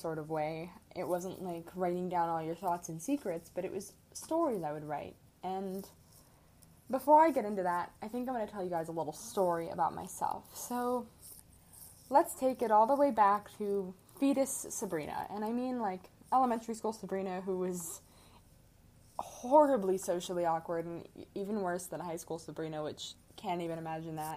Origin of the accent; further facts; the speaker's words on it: Midwest, United States; moved away as an adult; now in Arizona, United States; I am from the Midwest